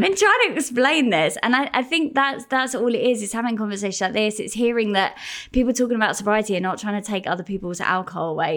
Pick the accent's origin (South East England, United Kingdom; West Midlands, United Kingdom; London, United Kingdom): South East England, United Kingdom; Gravesend; I grew up in Gravesend